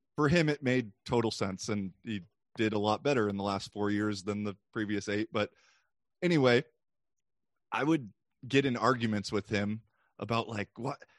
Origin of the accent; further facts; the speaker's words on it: United States; as a American